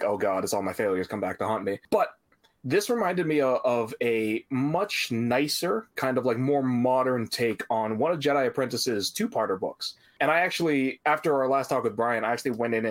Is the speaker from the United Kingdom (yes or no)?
no; Canada; as a Canadian